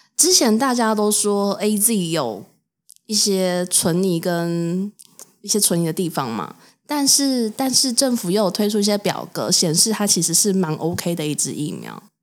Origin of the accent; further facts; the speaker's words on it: Taoyuan, Taiwan; 台湾桃园